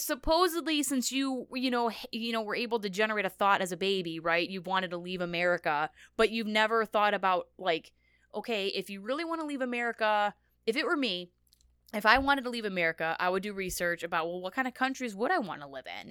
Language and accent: English; United States; I'm an American